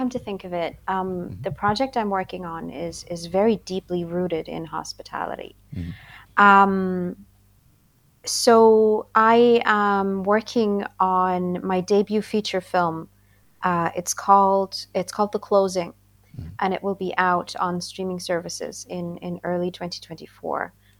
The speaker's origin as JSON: {"language": "English", "country": "India", "tie": "born or raised there", "also_born_or_lived": "Austria", "lives_now": "Ireland", "said": "So I grew up in India for a time, and then I lived in Austria, and now I live in Ireland."}